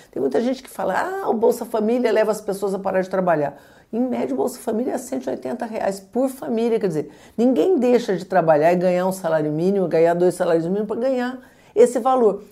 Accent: Brazil; como brasileiros

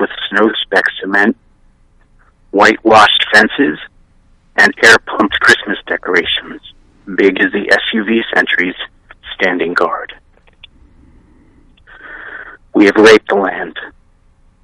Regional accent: New Jersey, United States; moved away as an adult; also born or lived in San Francisco, California; I grew up in New Jersey. I moved out to San Francisco when I was 26.

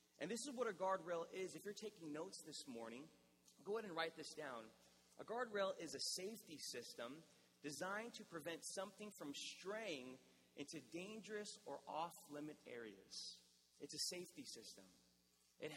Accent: National City, California, United States; I did a ministry internship at the church that I grew up in National City

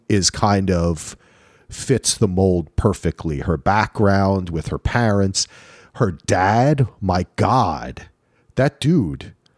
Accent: New Jersey, United States; moved away; also born or lived in Manhattan, New York; I grew up in Jersey.

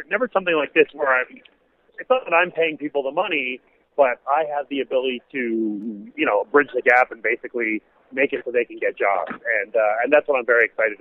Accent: Montreal, Quebec, Canada; moved away as an adult; also born or lived in Washington, D.C. / Los Angeles; now in United States; I grew up in Montreal

